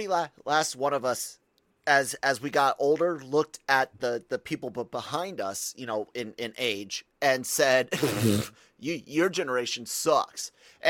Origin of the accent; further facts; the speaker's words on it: Tacoma, Washington, United States; born there; I was born in Tacoma, Washington, Pierce County, Washington, on Fort Lewis.